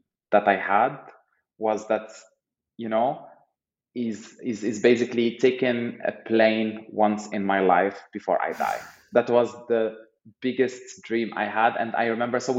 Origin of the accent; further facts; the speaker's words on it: Safi, Marrakesh-Safi, Morocco; moved away as an adult; also born or lived in France; now in Berlin, Germany; from Safi, where I grew up, to Berlin.